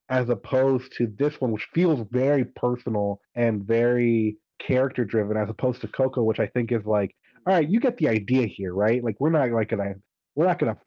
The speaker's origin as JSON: {"language": "English", "country": "United States", "tie": "born or raised there", "said": "I'm an American. I grew up in America entirely."}